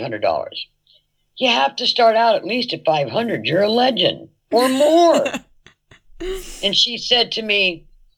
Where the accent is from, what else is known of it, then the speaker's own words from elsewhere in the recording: San Francisco, California, United States; I was born in San Francisco, and we weren't that prejudiced in San Francisco